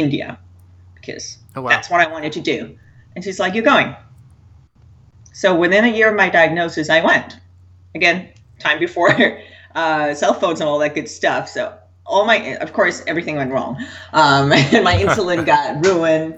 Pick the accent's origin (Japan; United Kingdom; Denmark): Denmark; I was born and raised in Denmark